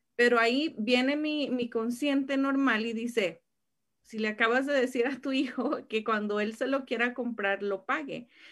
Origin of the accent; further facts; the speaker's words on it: State of Mexico, Mexico; en el estado de México, de donde soy